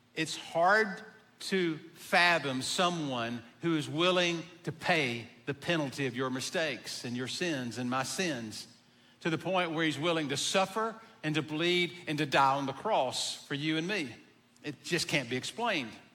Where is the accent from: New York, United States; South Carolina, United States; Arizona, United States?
South Carolina, United States; Abbeville; I'm from Abbeville